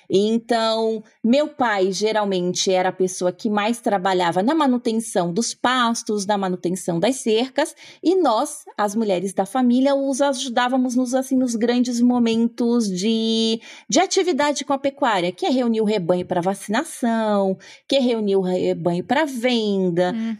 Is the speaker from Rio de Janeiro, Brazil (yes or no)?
no; interior of Paraná, Brazil; moved away as an adult; now in Germany; eu sou filha né, de um casal de agricultores de um sítio pequeno no interior do Paraná. Minha família sempre desenvolveu agricultura familiar. Então, eu cresci numa casa